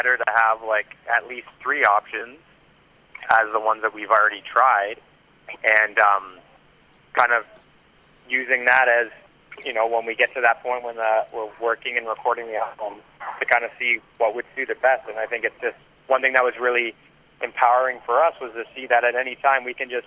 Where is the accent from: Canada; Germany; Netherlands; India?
Canada; being Canadian